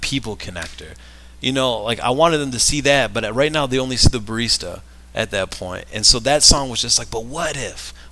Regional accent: Rochester, Michigan, United States; I'm from Rochester, Michigan

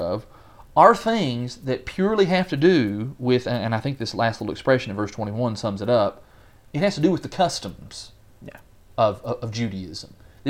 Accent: United States; and somewhere on that list is I'm also an American.

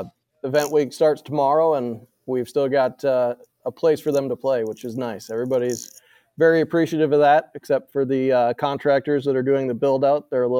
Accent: Moline, Illinois, United States; Well, I grew up in Western Illinois, right next to John Deere corporate headquarters in Moline, Quad Cities area.

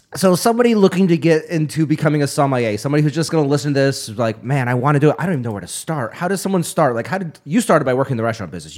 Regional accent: upstate New York, United States; growing up in upstate New York, I was part of 4-H

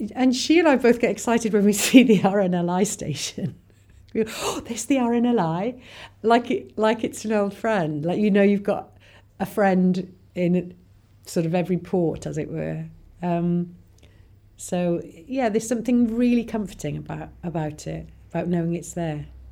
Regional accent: Porthcawl, Wales, United Kingdom; I was brought up in Porthcawl, which is just down the road from here, from Barry, and so I, I lived by the sea all you know all the years I was growing up

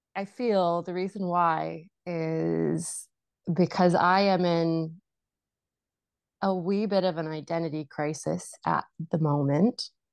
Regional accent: Vancouver, British Columbia, Canada; I grew up in Vancouver

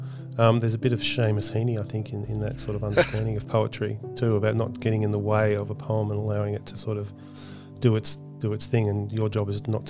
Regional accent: Australia; who I am as an Australian and the heritage.

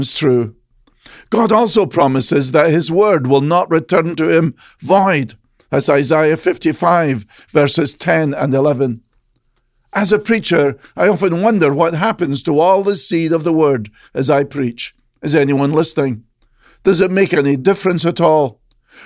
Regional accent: Scotland, United Kingdom; Growing up in Scotland

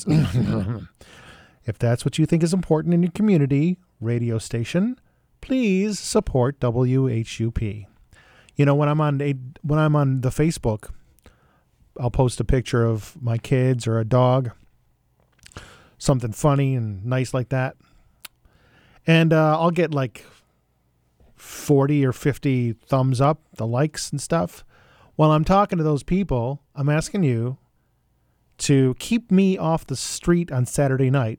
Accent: Buffalo, New York, United States; where I grew up in Buffalo, New York

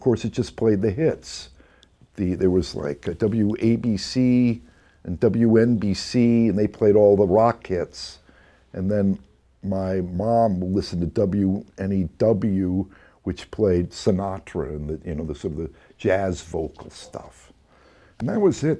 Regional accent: Red Bank, New Jersey, United States; moved away; also born or lived in Texas; the record store in my hometown, Red Bank, New Jersey

